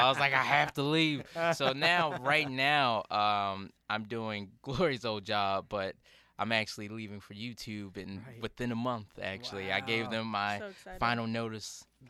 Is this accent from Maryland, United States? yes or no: yes; Baltimore, Maryland, United States; I lived in Baltimore my whole life.